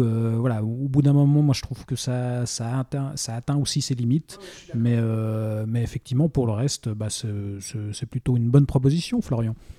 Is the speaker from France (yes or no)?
no; Switzerland; chez nous en Suisse